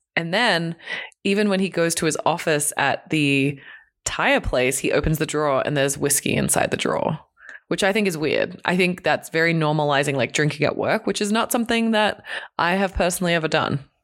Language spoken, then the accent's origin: English; Hong Kong; moved away; I grew up in Hong Kong in a tiny apartment with two siblings